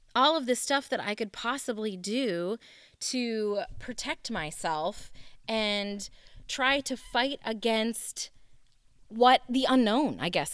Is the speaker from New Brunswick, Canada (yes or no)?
yes; Moncton, New Brunswick, Canada; moved away; also born or lived in Lemmon, South Dakota; we are originally from Canada, and my dad took a church from Canada, we were in Moncton, New Brunswick, to Lemon, South Dakota